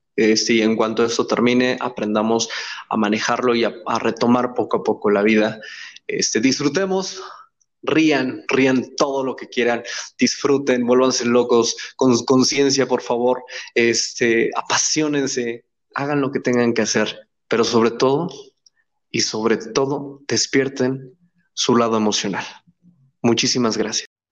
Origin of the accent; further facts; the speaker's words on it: Pachuca, Hidalgo, Mexico; somos paisanos, de hecho, los tres por si ya estábamos en esa, en este tenor, los tres somos de Pachuca